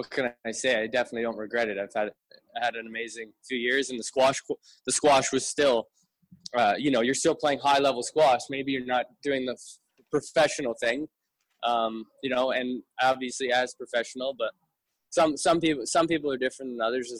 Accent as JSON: {"language": "English", "town": "St. Catharines", "region": "Ontario", "country": "Canada", "tie": "born or raised there", "moved": "yes", "lives_now": "Toronto, Canada", "said": "I'm a St. Catharines Niagara boy. I'm not a Toronto boy. Whenever people ask, I say, oh, I'm from Toronto, but I live in Toronto, but I'm from St. Catharines."}